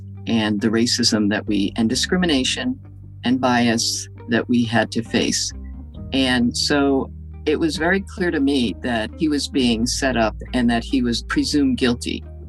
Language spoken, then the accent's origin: English; United States; I'm an American-born Chinese